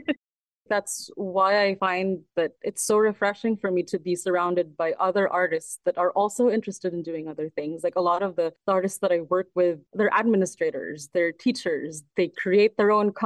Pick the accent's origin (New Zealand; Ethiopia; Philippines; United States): Philippines; moved away as an adult; also born or lived in Manila / London; now in Toronto, Canada; I grew up in the Philippines, so I speak Tagalog fluently